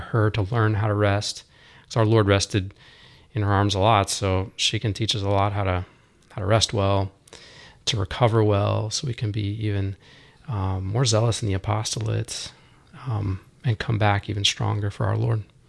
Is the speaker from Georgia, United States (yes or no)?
yes; Roswell, Georgia, United States; also born or lived in Dallas; now in Dahlonega, United States; growing up around Roswell